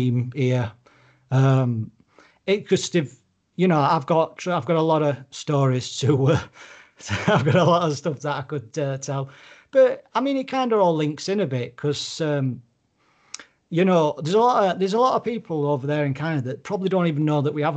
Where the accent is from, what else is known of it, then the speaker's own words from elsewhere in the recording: United Kingdom; I'm obviously British